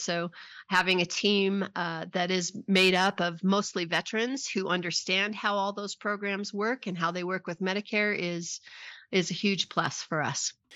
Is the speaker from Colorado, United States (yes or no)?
yes; Pueblo, Colorado, United States; I'm a Colorado native also. I was born in Pueblo, Colorado